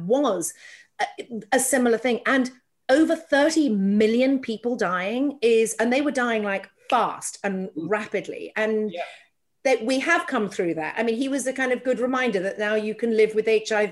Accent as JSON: {"language": "English", "region": "England", "country": "United Kingdom", "moved": "yes", "lives_now": "United States", "said": "I'm an English person living here"}